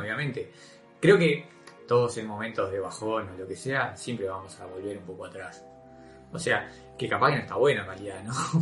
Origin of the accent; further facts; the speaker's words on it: Uruguay; se nos educó con una visión de país modelo